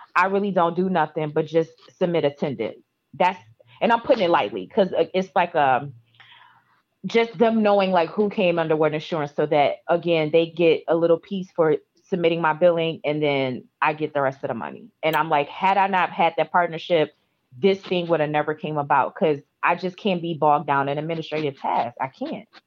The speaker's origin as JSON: {"language": "English", "region": "Midwest", "country": "United States", "moved": "yes", "said": "I'm from the Midwest and it's cold"}